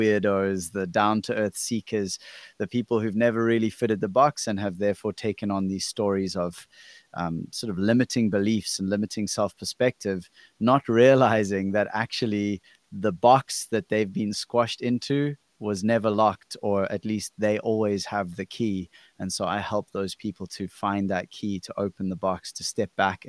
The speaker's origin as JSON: {"language": "English", "country": "South Africa", "said": "I'm from South Africa"}